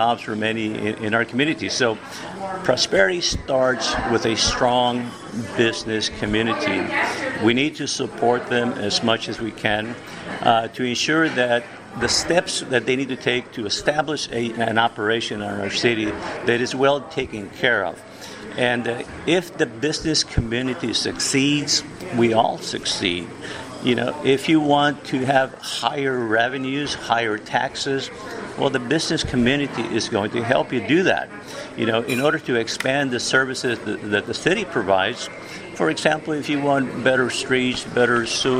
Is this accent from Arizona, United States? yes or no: no; Mission, Texas, United States; I was born in Mission, Texas, and I went to the local schools